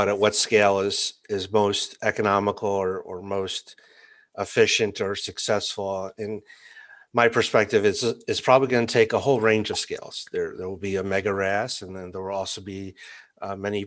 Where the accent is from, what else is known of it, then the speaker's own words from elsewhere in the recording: United States; an American traveling to Iceland and a consumer here in the US